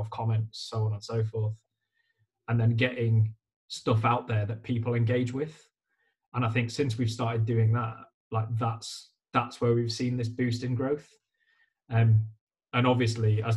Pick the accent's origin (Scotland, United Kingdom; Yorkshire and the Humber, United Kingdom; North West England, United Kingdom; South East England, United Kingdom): Yorkshire and the Humber, United Kingdom; Leeds; also born or lived in London; I'm from Leeds